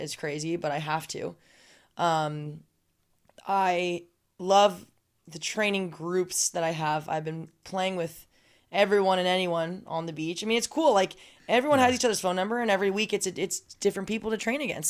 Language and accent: English; Southern California, United States; also born or lived in San Diego; I, I, am from Southern California, but I was commuting from San Diego